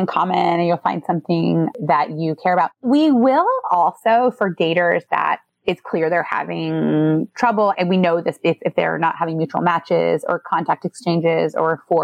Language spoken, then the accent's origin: English; Midwest, United States; now in New York City, United States; I'm from the Midwest